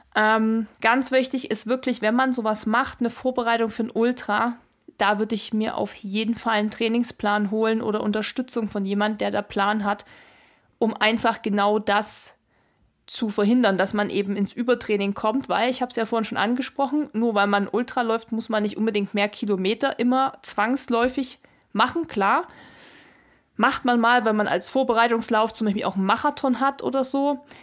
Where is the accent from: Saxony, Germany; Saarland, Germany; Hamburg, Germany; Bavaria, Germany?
Saxony, Germany; Erzgebirge; bei mir in meiner Heimat, wo ich herkomme, im Erzgebirge